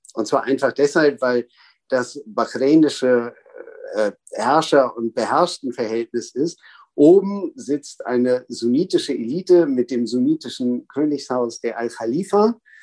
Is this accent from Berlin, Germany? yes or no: yes; Berlin, Germany; also born or lived in Cairo, Egypt